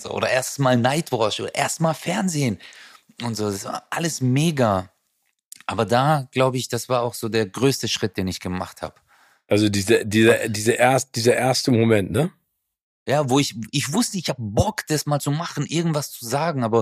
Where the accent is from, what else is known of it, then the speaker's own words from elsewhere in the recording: Turkey; now in Germany; weil ich wusste, dass ich mit meiner Herkunft als Türke äh, verstehst du, das sagt keiner so, wow, hey Türke